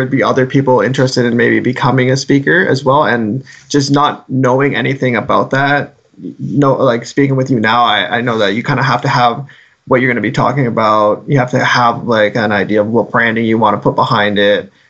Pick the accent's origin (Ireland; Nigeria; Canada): Canada; Guelph, Ontario; I'm from Guelph